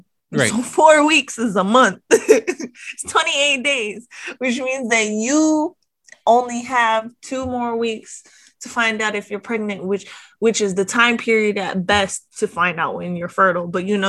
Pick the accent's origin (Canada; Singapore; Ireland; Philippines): Philippines; Like, I'm Filipino, we put fish sauce in everything.